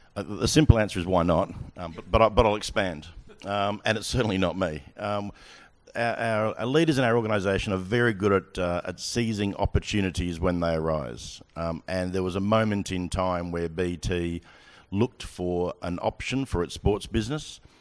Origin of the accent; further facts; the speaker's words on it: Australia; moved away as an adult; now in United Kingdom; I'm Australian.